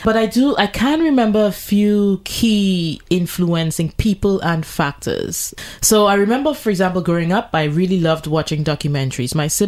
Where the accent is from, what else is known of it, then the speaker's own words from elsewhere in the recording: Trinidad & Tobago; I have had my challenges growing up in Trinidad and Tobago.